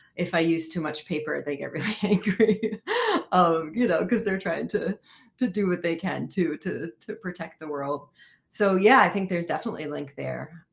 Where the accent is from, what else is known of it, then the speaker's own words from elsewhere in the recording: United States; I am American and I live in this country.